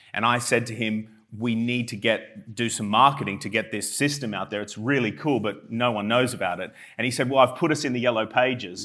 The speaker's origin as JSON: {"language": "English", "town": "Armidale", "region": "New South Wales", "country": "Australia", "tie": "born or raised there", "moved": "as an adult", "lives_now": "United Kingdom", "said": "I'm from, um, a small town called Armidale in New South Wales in Australia."}